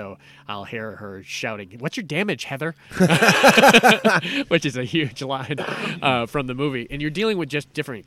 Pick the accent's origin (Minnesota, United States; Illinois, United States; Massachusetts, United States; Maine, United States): Massachusetts, United States; growing up in Massachusetts